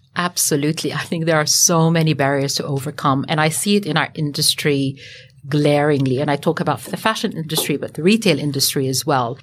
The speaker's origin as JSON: {"language": "English", "country": "Lebanon", "tie": "born or raised there", "also_born_or_lived": "Sydney, Australia", "moved": "yes", "lives_now": "Australia", "said": "the way I was brought up as well in Lebanon"}